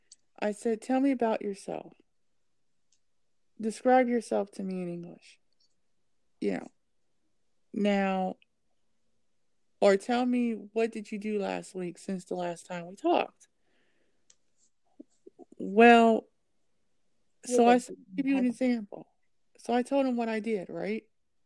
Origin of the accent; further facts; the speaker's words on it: Ohio, United States; accent: Californian; also born or lived in California; And I'm from Ohio, but I don't speak like I'm from Ohio. I speak like I'm from California. So, because I've actually lived in California.